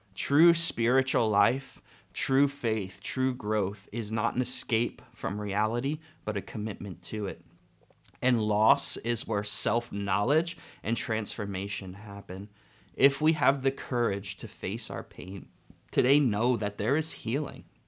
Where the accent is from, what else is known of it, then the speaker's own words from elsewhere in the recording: United States; as an American culture